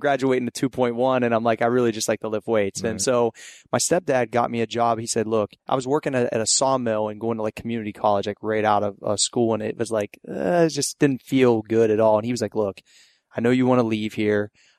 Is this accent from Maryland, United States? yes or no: no; Steubenville, Ohio, United States; Yeah, like Southeast Ohio. Okay. I'm from the Steubenville, Caddis, like Ohio Valley area.